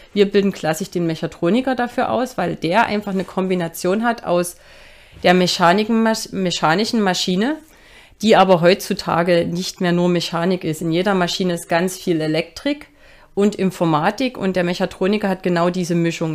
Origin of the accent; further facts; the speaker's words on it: Dresden, Saxony, Germany; moved away as an adult; also born or lived in Stockholm; für mich war klar, Dresden ist meine Heimat